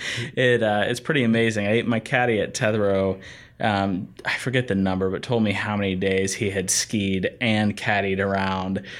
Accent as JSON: {"language": "English", "town": "Asheville", "region": "North Carolina", "country": "United States", "said": "I'm from Asheville, North Carolina."}